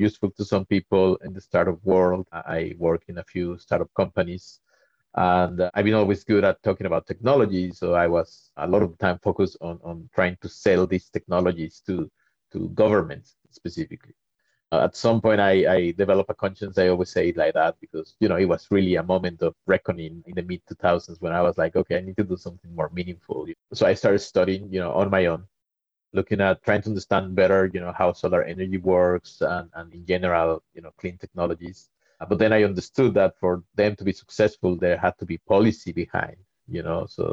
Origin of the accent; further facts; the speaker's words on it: Mexico; moved away; I'm originally from Mexico